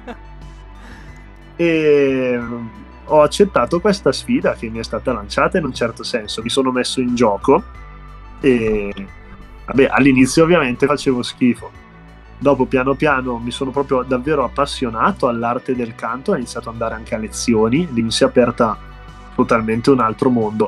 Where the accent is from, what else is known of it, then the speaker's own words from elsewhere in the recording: Bergamo, Lombardy, Italy; accent: Bergamasque; siamo della scena bergamasca, insomma, come su, suppongo si sentirà anche dall'accento